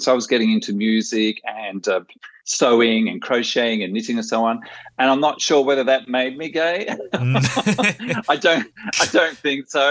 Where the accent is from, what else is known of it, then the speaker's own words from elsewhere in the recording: outback of New South Wales, Australia; also born or lived in Japan / Germany; now in Netherlands; I'm still a bush pig from the outback of New South Wales